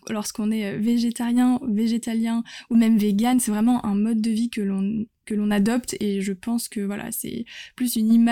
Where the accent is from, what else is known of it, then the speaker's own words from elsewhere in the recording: France; C'est vrai qu'en tant que Français, l'art de la table et de, de manger, et comme tu dis, de partager, c'est très important.